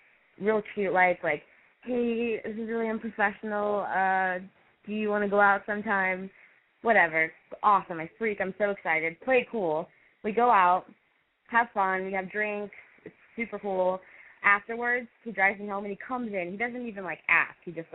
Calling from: Temecula, California, United States; I am 26 from Temecula.

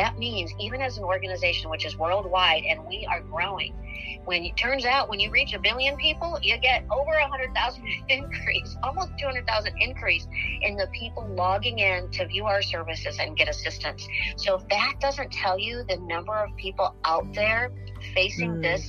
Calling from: Missouri, United States; And so I'm calling you from Missouri.

